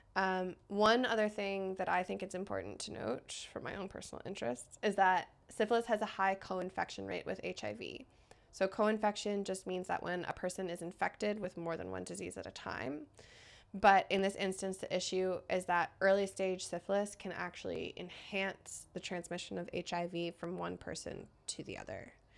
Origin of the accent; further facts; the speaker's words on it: United States; now in Canada; I'm American, but a permanent resident of Canada